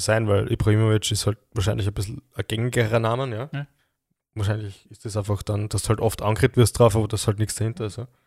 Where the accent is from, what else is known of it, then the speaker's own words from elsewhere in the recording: Graz, Styria, Austria; Es gibt schon auch bei uns in Graz Plattenbau